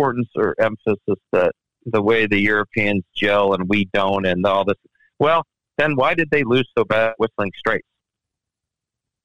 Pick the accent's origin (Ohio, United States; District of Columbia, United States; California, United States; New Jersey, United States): District of Columbia, United States; Washington; I'm from Washington, D.C., and one thing we do is we sit on the fence